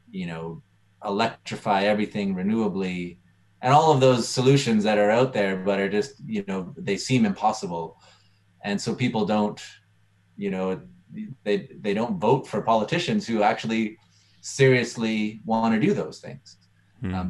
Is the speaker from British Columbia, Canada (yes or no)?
no; Edmonton, Alberta, Canada; I grew up in Edmonton near the University of Alberta